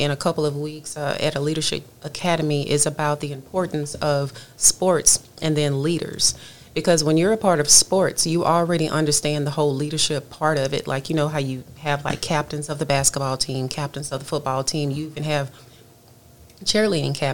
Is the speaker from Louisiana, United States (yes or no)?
yes; Louisiana, United States; moved away as an adult; now in Texas, United States; I'm from Louisiana, and so I understand all of the things Louisiana. I moved to Texas about 7 years ago